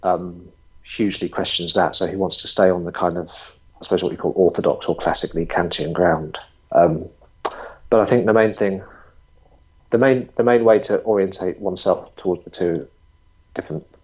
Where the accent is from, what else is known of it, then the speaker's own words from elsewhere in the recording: England, United Kingdom; being English